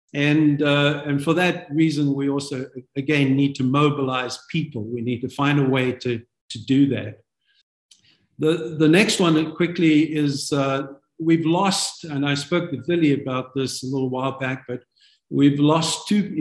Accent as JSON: {"language": "English", "country": "South Africa", "tie": "born or raised there", "also_born_or_lived": "London, United Kingdom", "moved": "as an adult", "lives_now": "United States", "said": "I'm born a South African. God took us from South Africa in 1994 permanently."}